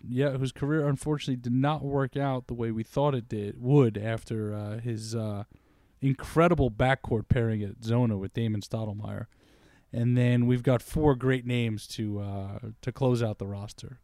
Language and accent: English; New York, United States; growing up in New York